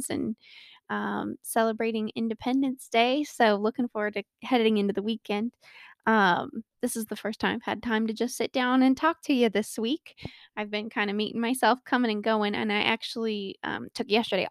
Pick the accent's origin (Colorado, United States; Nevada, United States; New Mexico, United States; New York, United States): Colorado, United States; I was born and raised in Colorado and live here with my wonderful husband of 6 years